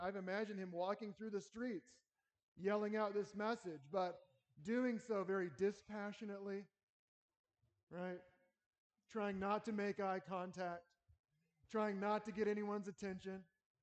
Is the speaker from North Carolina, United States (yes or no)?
yes; North Carolina, United States; now in Lincoln, United States; I grew up in North Carolina, Southern boy going to a Baptist church